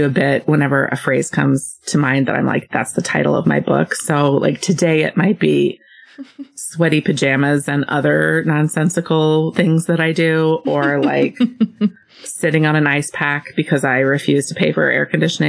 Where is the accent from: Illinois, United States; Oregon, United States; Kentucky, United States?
Illinois, United States; Champaign; I am from Champaign, Illinois.